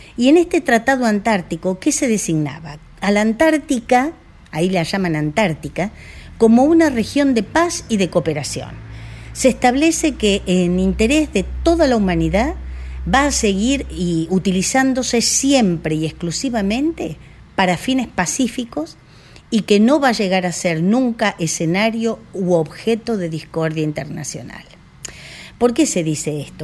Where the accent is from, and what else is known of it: Argentina